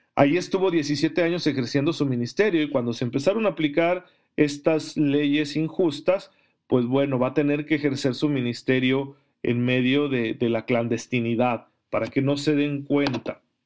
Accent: Mexico; somos católicos mexicanos

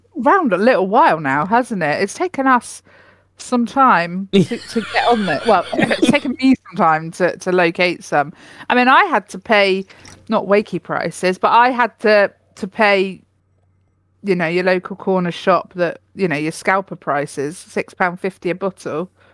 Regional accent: United Kingdom; I'm too British

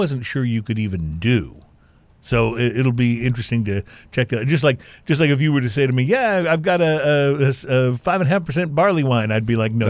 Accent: Texas, United States; moved away as an adult; now in California, United States; I moved from Texas to California when I was in my 20s

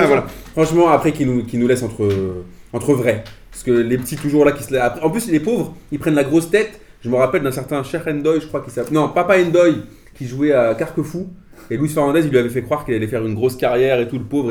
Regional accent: Algeria; en tant qu'Algérien

